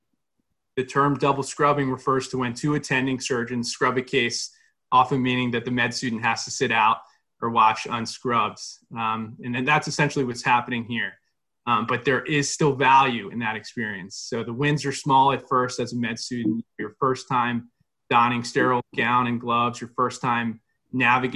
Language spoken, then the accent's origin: English; Cherry Hill, New Jersey, United States; originally from Cherry Hill, New Jersey